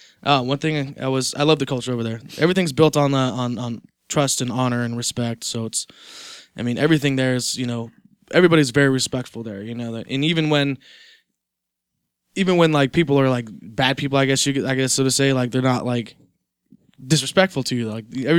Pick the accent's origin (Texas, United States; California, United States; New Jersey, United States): California, United States; also born or lived in Japan; I was born here in California.